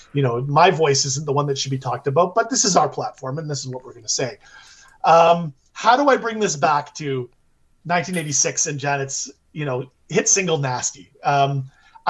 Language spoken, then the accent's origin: English; Canada; being in Canada, honestly, being Canadian